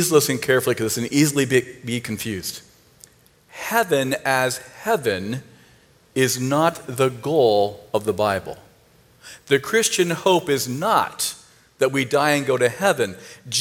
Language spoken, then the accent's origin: English; Northeast Ohio, United States; I'm from Northeast Ohio, so I'm a Cleveland fan